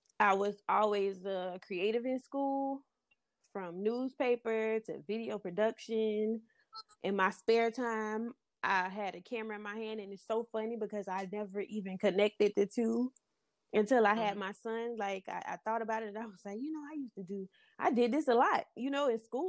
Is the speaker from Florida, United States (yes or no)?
yes; Florida, United States; I was born and raised in Florida.